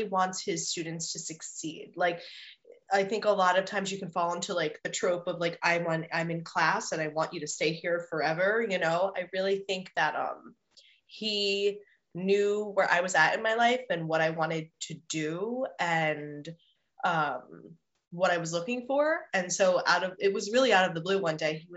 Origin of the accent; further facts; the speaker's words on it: North New Jersey, United States; also born or lived in Brooklyn, New York; I am from New Jersey